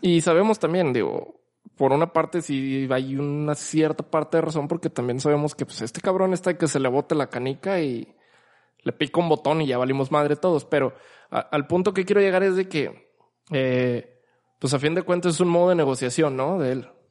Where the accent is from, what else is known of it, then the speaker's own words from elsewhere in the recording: Mexico; como mexicanos, principalmente como mexicanos